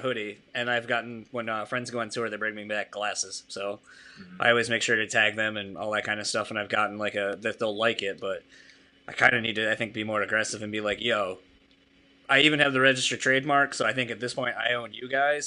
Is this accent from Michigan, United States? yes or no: no; Delaware, United States; moved away; I'm from Delaware originally